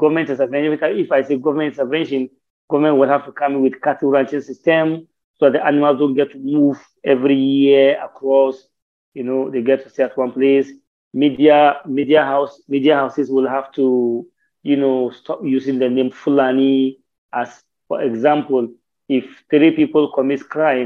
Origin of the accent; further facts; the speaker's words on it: Ghana; being a Ghanaian, be staying in Ghana for long? My great-grandfather was born here